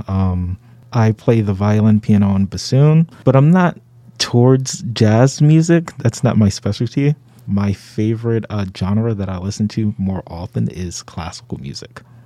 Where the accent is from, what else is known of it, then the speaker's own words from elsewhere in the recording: Brooklyn, New York, United States; moved away as an adult; now in Syracuse, United States; I'm from Brooklyn, New York.